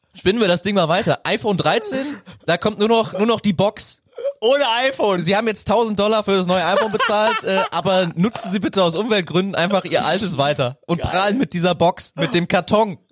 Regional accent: Bonn, North Rhine-Westphalia, Germany; ich komme ja aus Bonn

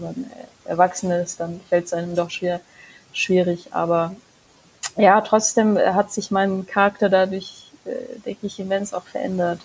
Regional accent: Germany; also born or lived in Mongolia / Würzburg; nachdem ich nach Deutschland gezogen bin

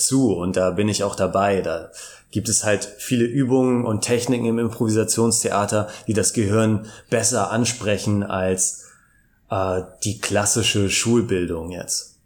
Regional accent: Hamburg, Germany; also born or lived in Cologne; now in Brussels, Belgium / Cologne, Germany; ich bin äh, ursprünglich Hamburger

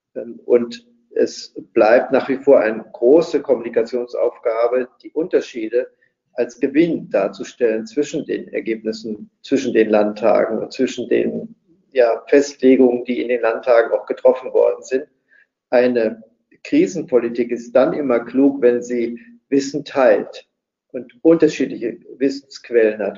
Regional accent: West Germany, Germany; als Westdeutscher

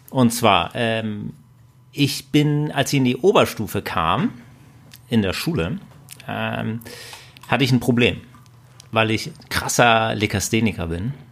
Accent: Husum, Schleswig-Holstein, Germany; ich komme nicht aus Bayern, sondern aus Husum und da blieb relativ wenig übrig, was man so an Sport machen kann.

